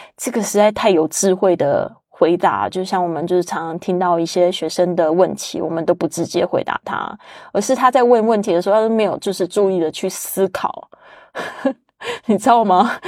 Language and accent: Chinese; Taiwan; moved away; 特别是 Joanne 也是来自我的老家台湾